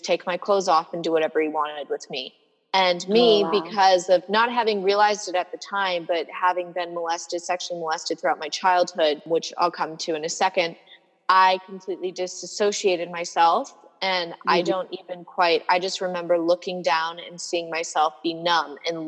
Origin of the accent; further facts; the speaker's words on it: Boulder, Colorado, United States; I was born in Boulder, Colorado